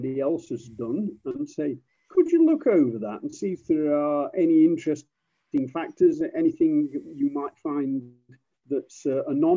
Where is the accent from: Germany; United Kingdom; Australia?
United Kingdom; the north of England; accent: northern; my northern